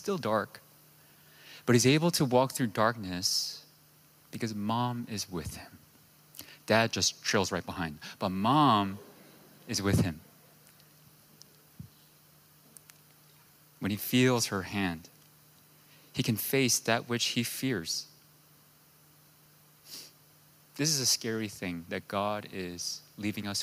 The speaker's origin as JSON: {"language": "English", "region": "New York", "country": "United States", "tie": "born or raised there", "moved": "yes", "said": "I'm from New York"}